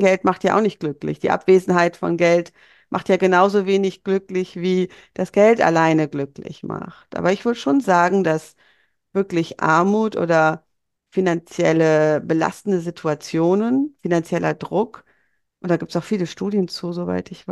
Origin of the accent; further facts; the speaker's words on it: Bonn, North Rhine-Westphalia, Germany; ich bin in, in Bonn geboren und aufgewachsen